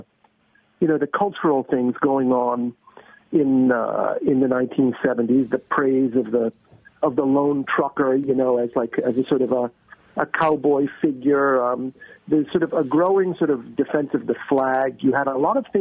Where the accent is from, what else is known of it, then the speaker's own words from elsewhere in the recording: Massachusetts, United States; now in Washington, D.C., United States; I grew up in Massachusetts